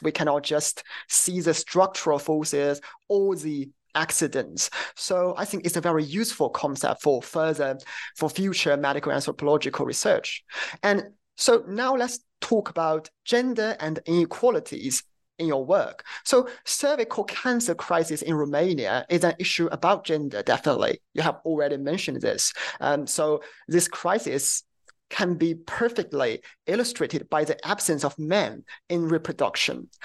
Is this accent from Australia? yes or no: no; China; I'm from China